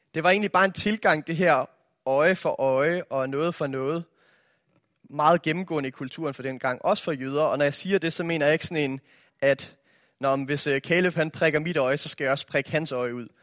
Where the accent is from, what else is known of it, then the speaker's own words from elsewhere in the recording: Denmark; jeg er opvokset i Danmark